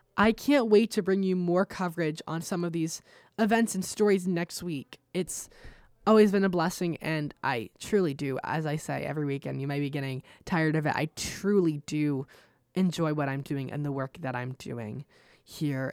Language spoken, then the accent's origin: English; United States; as an American